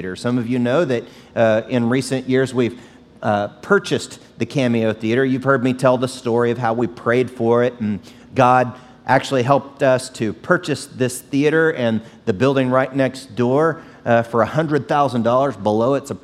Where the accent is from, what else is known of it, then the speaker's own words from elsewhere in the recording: Oklahoma, United States; now in San Antonio, United States; I grew up in Oklahoma